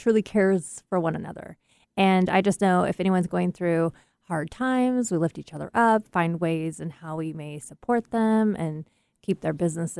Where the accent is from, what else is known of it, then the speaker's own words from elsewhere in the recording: Seattle, Washington, United States; So I came from Seattle.